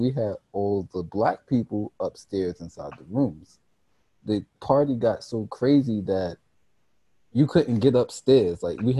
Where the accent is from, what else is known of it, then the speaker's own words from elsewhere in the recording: Canada; I'm Canadian. Right, so you're right. I'm foreign.